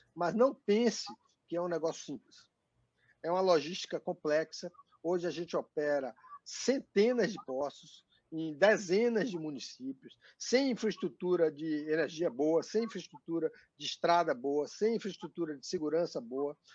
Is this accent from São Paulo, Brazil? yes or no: no; Salvador, Bahia, Brazil; sou soteropolitano como você